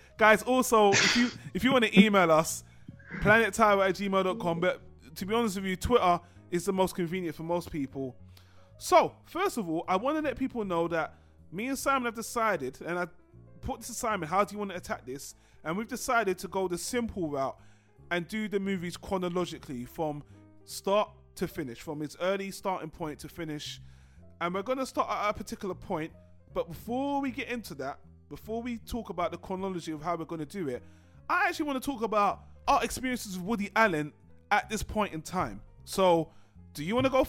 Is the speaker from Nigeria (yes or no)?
no; United Kingdom; I'm British